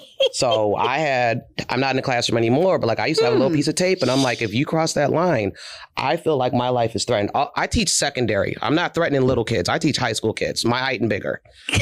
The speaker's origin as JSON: {"language": "English", "town": "Philadelphia", "region": "Pennsylvania", "country": "United States", "said": "And I was the lady from Philly with the nails."}